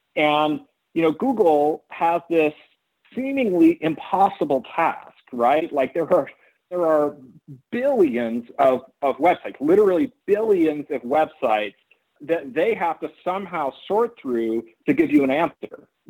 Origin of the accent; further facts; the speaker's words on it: Oakland, California, United States; I ended up being born in California and growing up in Oakland